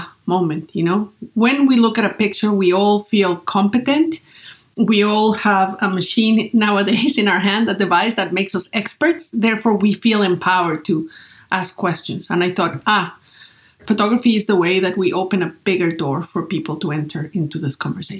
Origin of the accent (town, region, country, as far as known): Great Falls, Virginia, United States; born or raised there